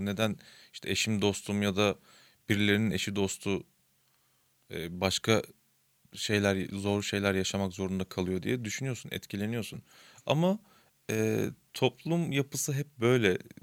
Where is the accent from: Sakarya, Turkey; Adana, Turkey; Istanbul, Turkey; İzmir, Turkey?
Istanbul, Turkey; ben de işte Kasımpaşa'da büyüdüm.